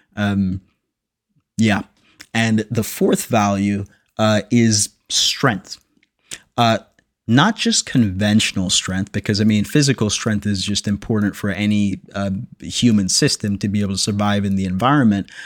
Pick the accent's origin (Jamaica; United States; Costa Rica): Jamaica; I'm born and raised in Jamaica